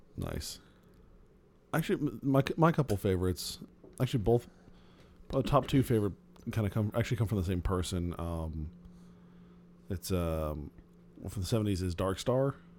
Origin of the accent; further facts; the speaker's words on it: Phoenix, Arizona, United States; I grew up in Phoenix.